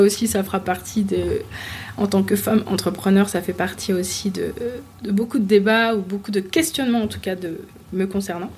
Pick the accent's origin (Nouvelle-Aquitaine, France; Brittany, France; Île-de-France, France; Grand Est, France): Île-de-France, France; Paris; also born or lived in Martinique; je suis née à Paris, j'ai grandi en, à Paris, enfin région, région parisienne